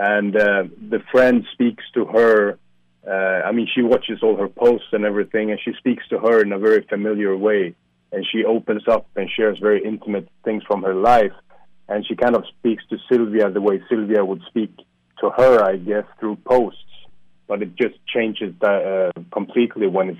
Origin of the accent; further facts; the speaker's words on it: Sweden; now in Warsaw, Poland; I'm from Sweden originally